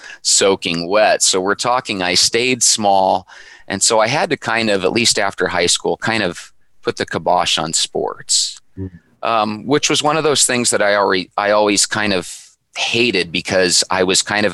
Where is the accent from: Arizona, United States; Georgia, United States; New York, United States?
Arizona, United States; Phoenix; I'm from Phoenix